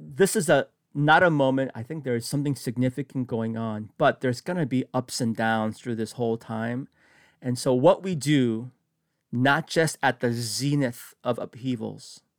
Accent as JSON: {"language": "English", "town": "San Francisco", "region": "California", "country": "United States", "tie": "born or raised there", "said": "I grew up in San Francisco"}